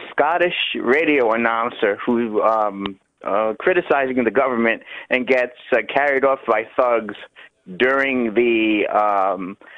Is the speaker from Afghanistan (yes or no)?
no; United States; now in Bahamas; born and raised in America.